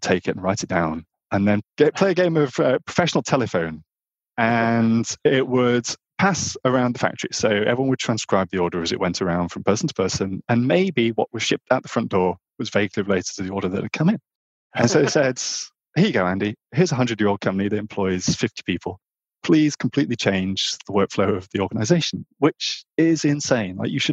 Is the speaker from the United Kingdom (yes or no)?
yes; Northern England, United Kingdom; I grew up in Northern England on a very rural farm